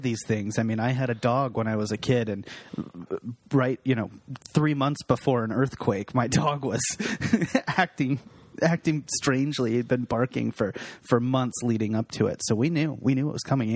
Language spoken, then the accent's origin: English; Seattle, Washington, United States; we're from Seattle